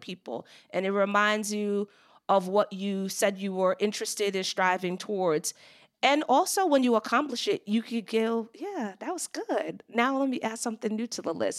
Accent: Long Island, New York, United States; moved away as an adult; also born or lived in Brooklyn, New York; I was born in Brooklyn, New York, and raised on Long Island, and lived in New York until my early twenties

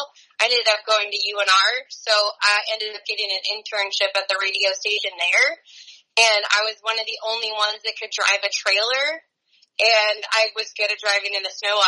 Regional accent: Truckee, California, United States; moved away as an adult; now in San Diego, United States; growing up in Tahoe and Truckee

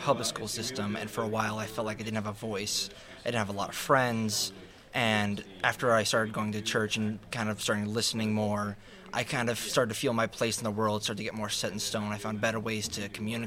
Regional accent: Lafayette, Indiana, United States; also born or lived in Austin, Texas; I'm from Lafayette, Indiana, and I represent Grace UMC

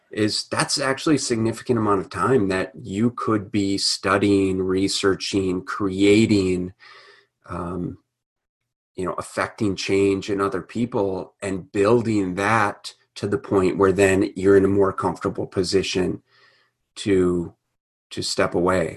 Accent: Minnesota, United States; growing up in Minnesota.

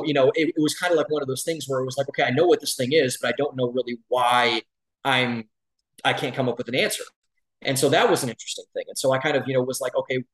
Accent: Cleveland, Ohio, United States; moved away as an adult; also born or lived in Columbus, Ohio; now in Austin, United States; I was born and raised in Cleveland, Ohio

